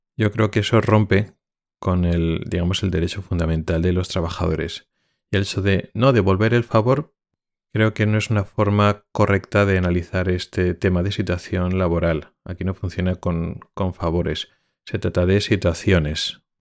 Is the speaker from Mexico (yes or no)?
no; Spain; moved away as an adult; now in Sweden; sigo siendo español y sintiéndome español